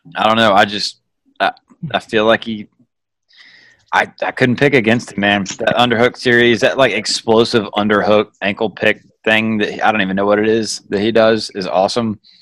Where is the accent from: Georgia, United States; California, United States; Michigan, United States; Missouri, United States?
Georgia, United States; I grew up in Georgia